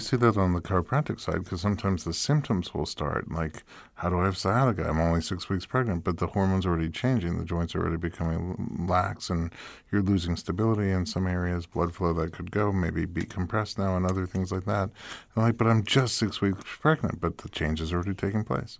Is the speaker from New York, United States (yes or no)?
yes; New York, United States; now in Los Angeles, United States; I'm from New York, and when I moved to LA, I became vegan